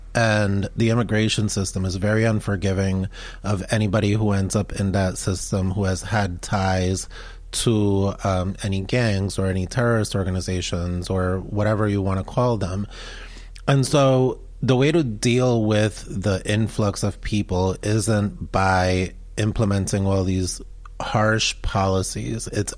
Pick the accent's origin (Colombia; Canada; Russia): Colombia; Medellin, Antioquia; now in United States; when I was growing up in Medellin, Colombia, Medellin was the most violent city in the world at that time.